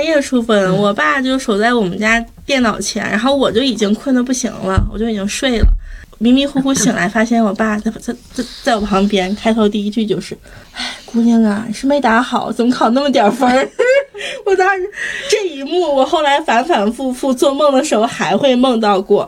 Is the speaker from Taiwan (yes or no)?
no; Heilongjiang, China; moved away; 我是黑龙江的考生，然后我当， 我是二零一三年高考